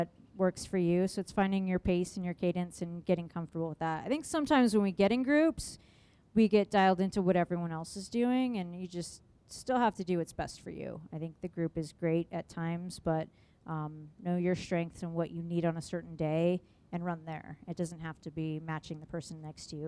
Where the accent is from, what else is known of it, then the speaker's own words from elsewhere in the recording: San Diego, California, United States; moved away as an adult; also born or lived in Phoenix, Arizona; now in Michigan, United States; I'm from San Diego, and then I went to school in Phoenix, Arizona, and then I moved to Michigan, and I've been there for 13 years.